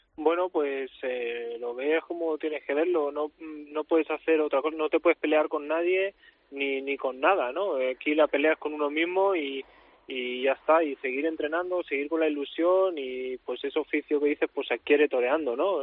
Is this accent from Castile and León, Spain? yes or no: no; Catalonia, Spain; mi pueblo